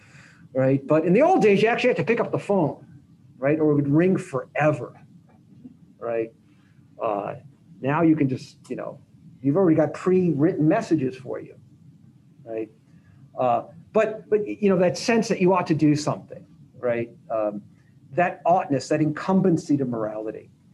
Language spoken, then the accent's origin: English; Las Vegas, Nevada, United States; I grew up in Las Vegas